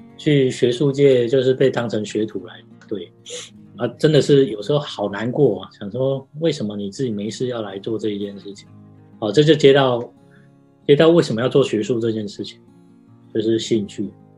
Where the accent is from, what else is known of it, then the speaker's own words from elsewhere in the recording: Taiwan; moved away as an adult; also born or lived in United States; 我们台湾人都都会讲，怎么讲？都会先讲自己啊，比较自谦嘛。